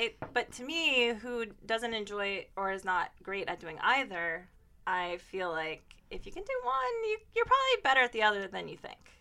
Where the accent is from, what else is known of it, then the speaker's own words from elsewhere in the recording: Ohio, United States; now in New York, United States; I'm from Ohio